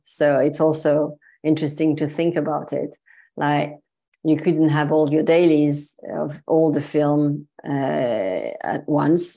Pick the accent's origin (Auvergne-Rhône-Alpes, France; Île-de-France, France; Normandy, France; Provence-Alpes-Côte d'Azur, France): Provence-Alpes-Côte d'Azur, France; Marseille; English is a second language; moved away as an adult; also born or lived in Paris; I was raised in Marseille in the mm. south of France